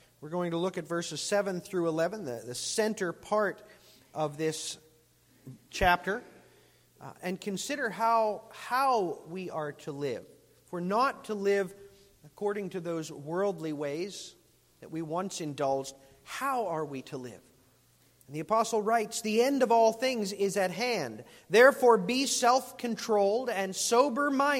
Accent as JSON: {"language": "English", "country": "United States", "said": "I'm as American as they come"}